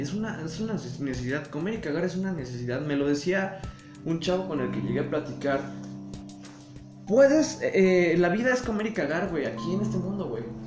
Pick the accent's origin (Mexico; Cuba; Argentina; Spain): Mexico